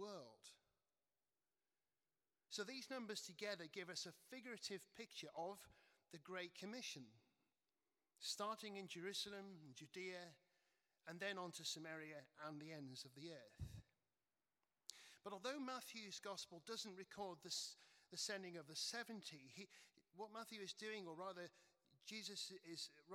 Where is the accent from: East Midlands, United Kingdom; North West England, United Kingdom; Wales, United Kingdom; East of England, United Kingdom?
North West England, United Kingdom; Cheshire; where I grew up in Cheshire